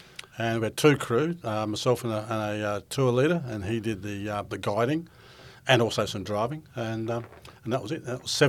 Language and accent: English; Broken Hill, New South Wales, Australia; moved away as an adult; also born or lived in London; growing up in Broken Hill was flies, prickles and heat, and I always loved the idea of green fields and grass and something we didn't have a lot of.